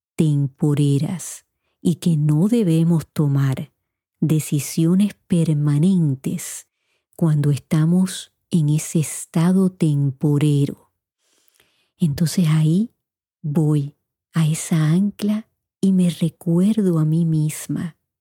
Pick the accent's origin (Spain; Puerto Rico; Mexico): Puerto Rico; moved away as an adult; also born or lived in Indiana; Yo me fui de Puerto Rico a los 18 años para Indiana y yo no sabía un inglés fluido, tenía un inglés básico